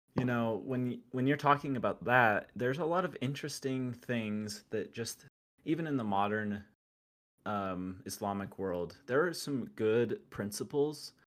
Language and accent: English; Utah, United States; I'm from Utah